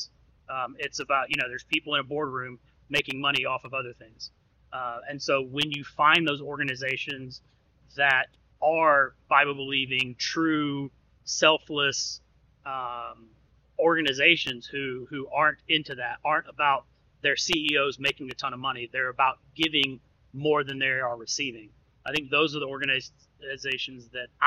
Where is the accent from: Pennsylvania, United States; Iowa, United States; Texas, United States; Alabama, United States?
Alabama, United States; Birmingham; I grew up in Birmingham, Alabama